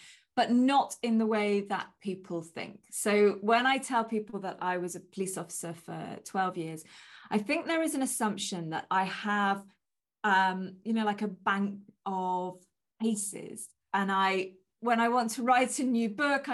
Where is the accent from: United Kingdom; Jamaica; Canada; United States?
United Kingdom; England; moved away as an adult; now in Wales, United Kingdom; as an English person moving into Wales.